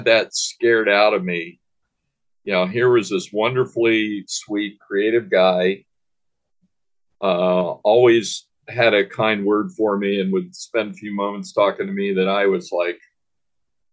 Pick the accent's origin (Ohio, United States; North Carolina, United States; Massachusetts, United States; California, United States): California, United States; San Diego; moved away; also born or lived in Washington, D.C.; I grew up in San Diego, California, part of my life. I'm a native Washingtonian. I was born in D.C., but from the age of about 5 years old until I was a teenager, I lived in San Diego